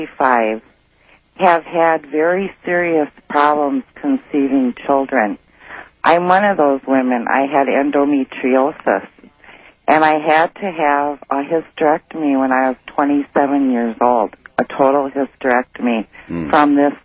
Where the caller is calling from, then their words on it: Milwaukee, Wisconsin, United States; I'm calling from Milwaukee, Wisconsin.